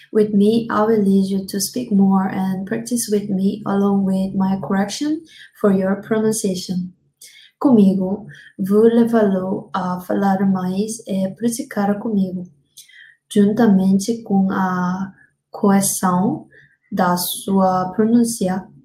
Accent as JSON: {"language": "English", "country": "South Korea", "tie": "born or raised there", "also_born_or_lived": "Africa / United States", "second_language": "English", "moved": "as an adult", "lives_now": "Brazil", "said": "I learned English as mandatory in school in Korea, but I could never speak well."}